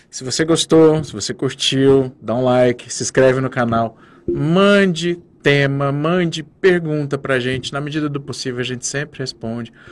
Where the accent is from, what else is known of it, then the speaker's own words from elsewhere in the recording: Brazil; A gente é brasileiro